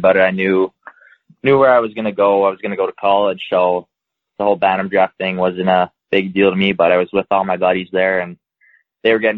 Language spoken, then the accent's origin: English; Beaumont, Alberta, Canada; also born or lived in Regina, Saskatchewan / Ontario; When I was about 3 years old, we moved to Ontario, stayed there for a year, and then we ended up in Beaumont after that.